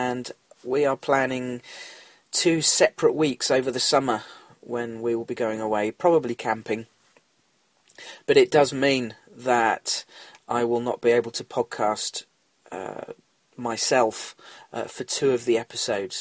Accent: England, United Kingdom; I am English

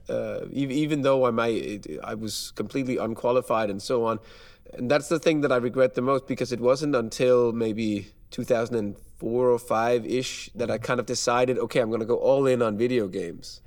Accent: Denmark; moved away as an adult; now in Poland; I'm from Denmark right now. I work in Poland.

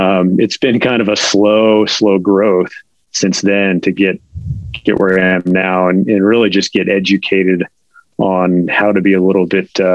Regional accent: San Francisco Peninsula, Bay Area, California, United States; moved away as an adult; also born or lived in Chico, California; now in Reno, United States; originally from the Bay Area. So grew up on the peninsula about 20 miles south of San Francisco

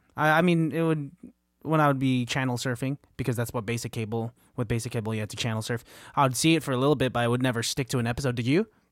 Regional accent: Bay Area, California, United States; we are from the Bay Area

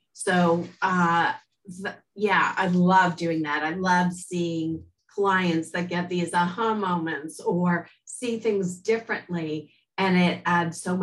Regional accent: Montreal, Quebec, Canada; I was born in Montreal, and actually I was in the first French immersion class in the province

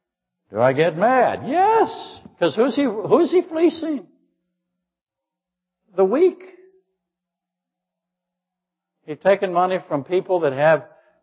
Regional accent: Alaska, United States; Yeah, I really am. You're from London, I'm from Alaska.

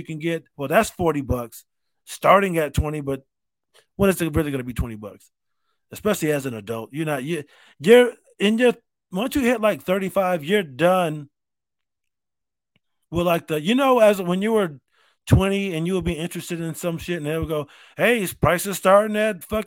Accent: Rochester, New York, United States; I grew up in Rochester.

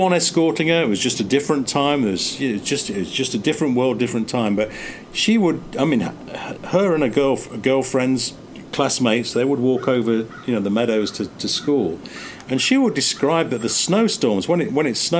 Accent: England, United Kingdom; moved away as an adult; also born or lived in France; me being English.

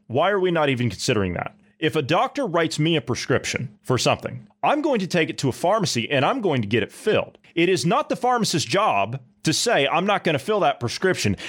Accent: Ohio, United States; My home state of Ohio

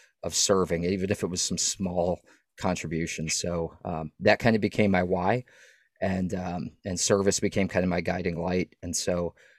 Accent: New England, Maine, United States; moved away as an adult; also born or lived in South Texas; growing up in New England, it's a very homogeneous population there in Maine

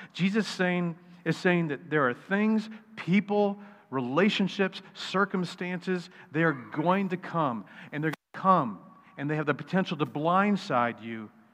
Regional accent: United States

